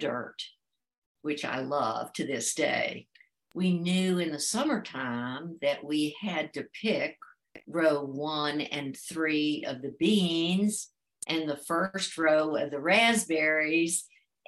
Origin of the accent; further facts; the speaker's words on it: Blacksburg, Virginia, United States; moved away as an adult; I was born and raised in Blacksburg, Virginia